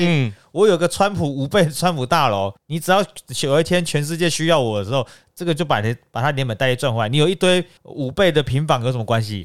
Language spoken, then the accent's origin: Chinese; Taiwan; 我们台湾人